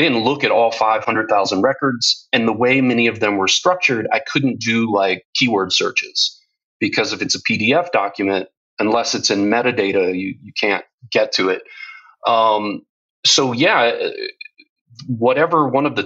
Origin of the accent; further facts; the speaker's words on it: United States; moved away as an adult; now in Europe; I'm American, but I've lived in Europe for 12 years